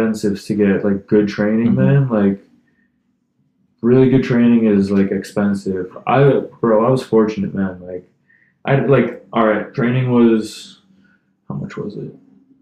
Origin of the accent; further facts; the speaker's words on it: United States; as an American, as a foreigner